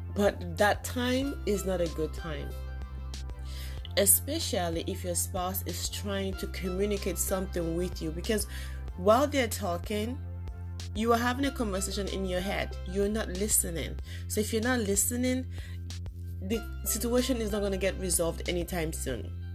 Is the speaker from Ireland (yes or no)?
no; Nigeria; moved away as an adult; now in United States; I grew up in Nigeria, at least up till I was in my 20s